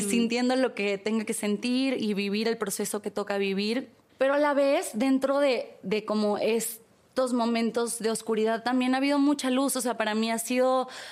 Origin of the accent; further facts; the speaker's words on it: Tampico, Tamaulipas, Mexico; moved away; yo crecí en Tampico